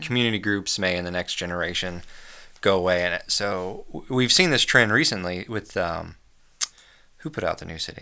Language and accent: English; United States; As an American